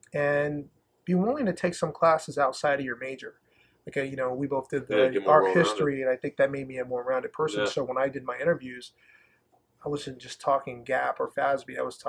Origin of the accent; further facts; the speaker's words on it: the South, United States; I'm originally from the South, so I always call myself, I kind of see myself as, you know, I just kind of see myself as just Southern hospitality.